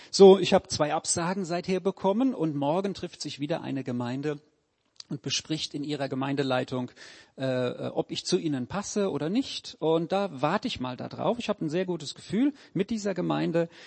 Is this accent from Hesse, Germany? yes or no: yes; Auerbach, Hesse, Germany; also born or lived in Bensheim / Heppenheim; meine Eltern äh, haben uns mit nach Auerbach genommen, dann bin ich nach Bensheim gezogen, dann sind wir nach Heppenheim weiter.